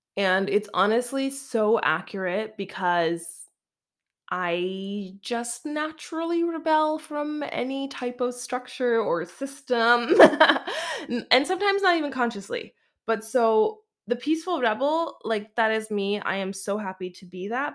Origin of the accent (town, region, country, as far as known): Canada; moved away; also born or lived in Alberta / Vancouver, British Columbia